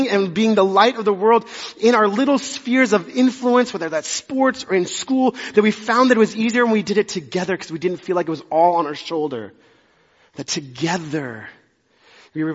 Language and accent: English; Dallas, Texas, United States; born or raised there; also born or lived in Amarillo, Texas